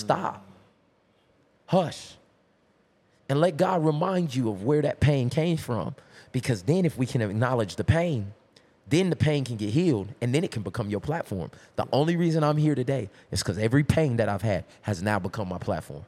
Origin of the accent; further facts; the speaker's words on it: Tulsa, Oklahoma, United States; I'm from Tulsa, Oklahoma